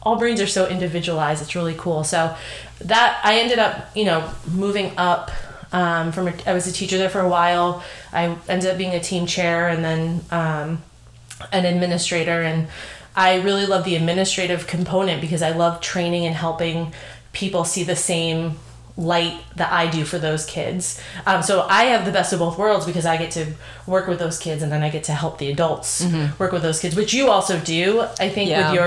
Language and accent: English; New England, Massachusetts, United States; we are fortunate being from New England specific to Massachusetts